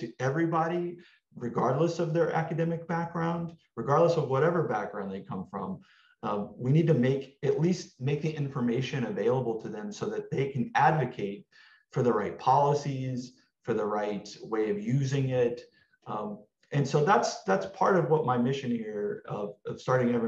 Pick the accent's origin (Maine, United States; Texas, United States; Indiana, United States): Texas, United States; moved away as an adult; now in Los Angeles, United States; I came from Texas. I grew up there